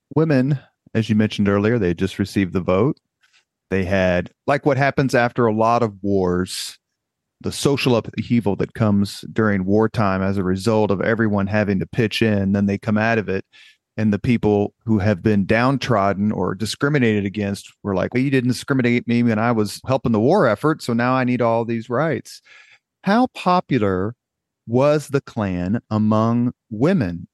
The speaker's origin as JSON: {"language": "English", "town": "Indianapolis", "region": "Indiana", "country": "United States", "tie": "born or raised there", "said": "I grew up on University Avenue and would walk past both those houses on my way to school every day"}